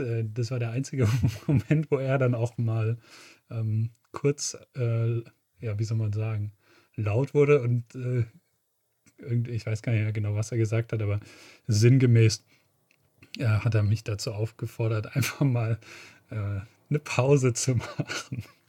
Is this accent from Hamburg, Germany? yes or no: no; Schleswig-Holstein, Germany; meine Heimat, die Schlei